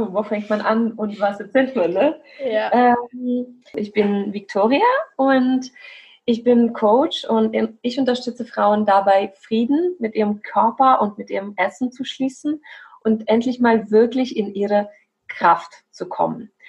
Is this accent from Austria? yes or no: no; Belarus; now in Germany; ich komme aus Weißrussland und bin jetzt seit fast acht Jahren hier in Deutschland.